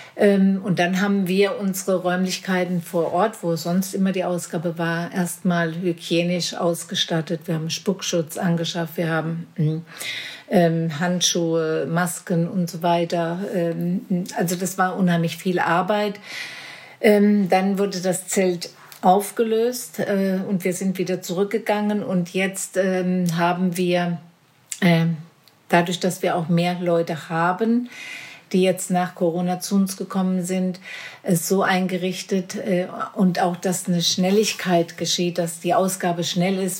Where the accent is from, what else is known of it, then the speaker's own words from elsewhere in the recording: Marburg, Hesse, Germany; ich oh bin direkt hier in Werder geboren